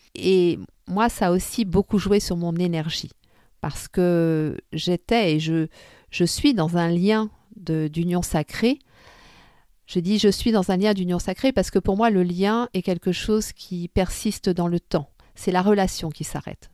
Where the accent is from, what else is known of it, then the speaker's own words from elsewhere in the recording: Tunisia; moved away; repartir chez moi en Tunisie